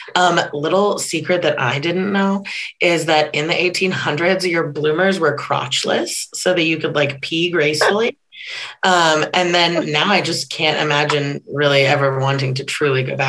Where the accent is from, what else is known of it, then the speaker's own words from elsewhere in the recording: Kansas City, United States; moved away as an adult; also born or lived in New Mexico / Los Angeles; now in Nebraska, United States; I grew up in Kansas City